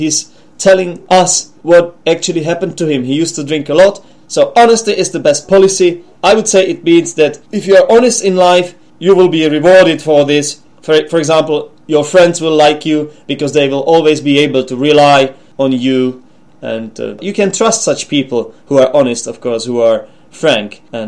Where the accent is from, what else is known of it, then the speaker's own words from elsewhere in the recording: Czechia; English is a second language; also born or lived in England; we have the expression tunnelers in the Czech Republic.